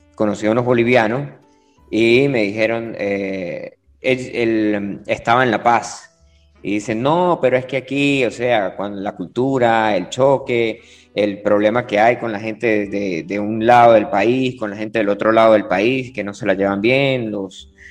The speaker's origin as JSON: {"language": "Spanish", "country": "Venezuela", "said": "de Venezuela, nosotros vivimos cerca de la frontera"}